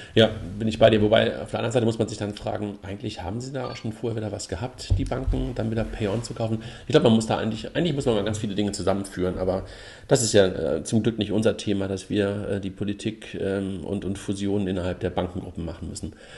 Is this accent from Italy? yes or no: no; Germany; als Deutsche